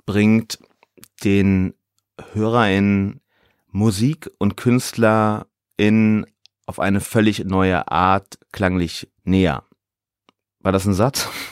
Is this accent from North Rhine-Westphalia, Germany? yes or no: yes; Ruhr area, North Rhine-Westphalia, Germany; now in Hamburg, Germany; also ich komme ja aus dem Ruhrgebiet, da sagt man Kirmes